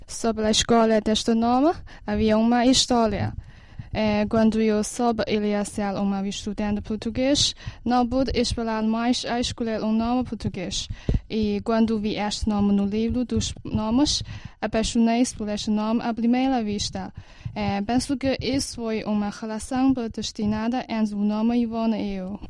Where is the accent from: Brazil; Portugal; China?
China; Beijing; Pequim, minha terra natal